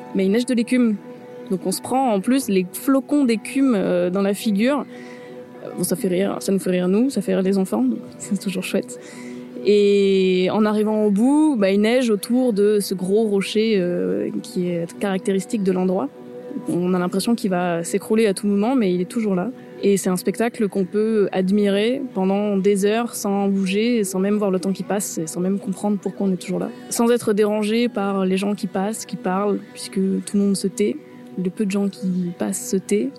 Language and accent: French; Toulon, Provence-Alpes-Côte d'Azur, France; now in Brittany, France; je suis née à Toulon, dans le Var